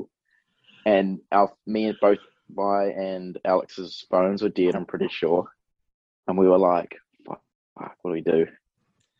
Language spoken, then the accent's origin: English; New Zealand; born or raised there